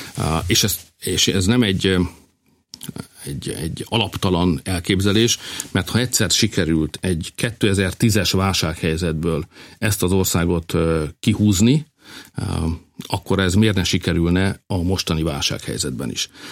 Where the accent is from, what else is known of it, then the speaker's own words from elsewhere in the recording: Hungary; also born or lived in Budapest; tudom, hogy hogy van a falukban, mert éltem ott, ott születtem. Tudom, hogy van a városom, ott jártam gimnáziumba